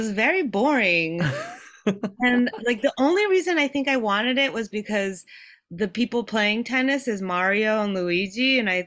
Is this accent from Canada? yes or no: no; Japan; I so I I was born and raised in Japan